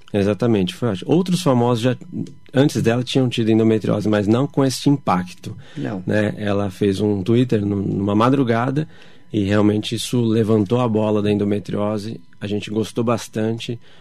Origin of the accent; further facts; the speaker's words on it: São Paulo, Brazil; eu ainda sou de São Paulo